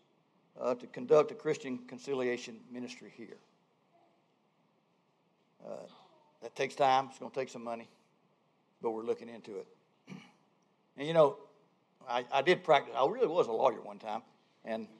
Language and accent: English; Georgia, United States; moved away as an adult; also born or lived in Albany, Georgia; now in North Carolina, United States; I grew up in the South. Georgia.